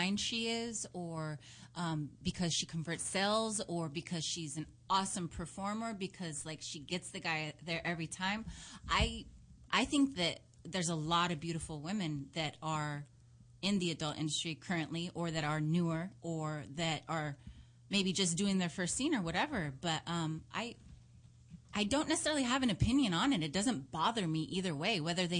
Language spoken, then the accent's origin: English; Seattle, Washington, United States; now in Los Angeles, United States; Seattle, Washington.